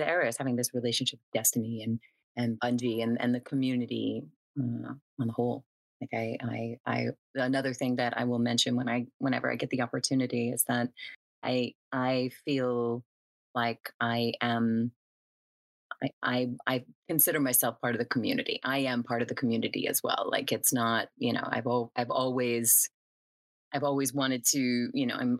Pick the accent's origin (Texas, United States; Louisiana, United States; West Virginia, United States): Louisiana, United States; New Orleans; now in Los Angeles, United States; I'm in Los Angeles. Yeah, I've been here for a little while now, but you know, I'm originally from New Orleans